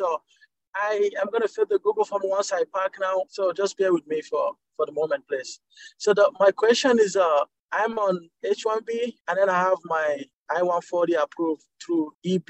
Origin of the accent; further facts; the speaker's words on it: Nigeria; now in United States; I'm from Nigeria, so it's not current even for my country now.